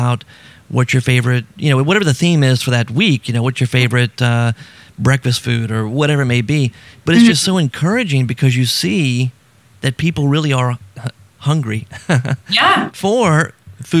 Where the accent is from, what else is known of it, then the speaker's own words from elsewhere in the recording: Baton Rouge, Louisiana, United States; I grew up in Baton Rouge, but South Louisiana is just part of our culture.